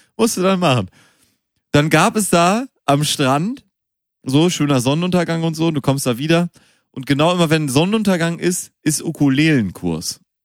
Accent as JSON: {"language": "German", "town": "Münster", "region": "North Rhine-Westphalia", "country": "Germany", "tie": "born or raised there", "moved": "yes", "lives_now": "Hamburg, Germany", "said": "ich komme gebürtig aus Münster"}